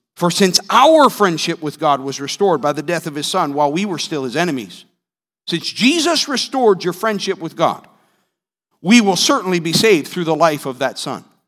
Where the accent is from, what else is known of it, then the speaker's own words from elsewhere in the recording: Northeast, United States; moved away; I'm from the Northeast